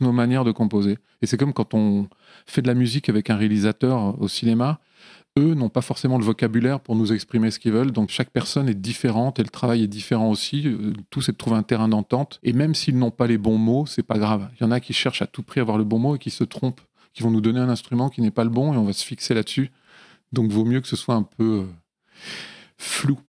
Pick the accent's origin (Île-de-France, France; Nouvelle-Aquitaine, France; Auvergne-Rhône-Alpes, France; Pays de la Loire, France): Auvergne-Rhône-Alpes, France; Lyon; now in Paris, France; Je viens de, Lyon et des environs de Lyon